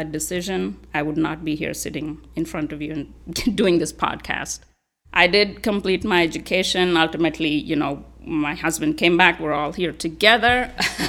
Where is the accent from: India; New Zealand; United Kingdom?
India; southern India; moved away as an adult; now in United States; I'm from India. I was born in southern India.